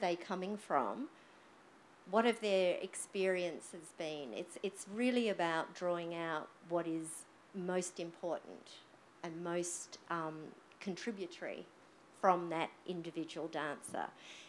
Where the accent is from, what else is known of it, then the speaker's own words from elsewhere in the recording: Australia; I think I'm reasonably safe in saying that on the whole, we, as in Australian society, is very Anglo-centric in the way that we just perceive time.